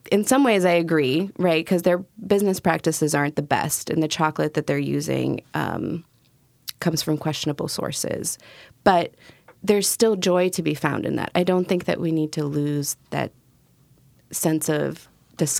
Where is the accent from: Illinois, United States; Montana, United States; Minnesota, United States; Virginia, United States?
Illinois, United States; Chicago; moved away as an adult; also born or lived in Russia; now in Portland, United States; I moved from Russia in 1997 when I was 10 to Chicago. And then 2009, I moved to Portland